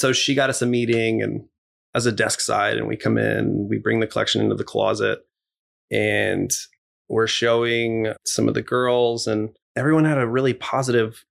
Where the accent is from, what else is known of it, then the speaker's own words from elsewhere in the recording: Corpus Christi, Texas, United States; moved away; I grew up in Texas, so I love country everything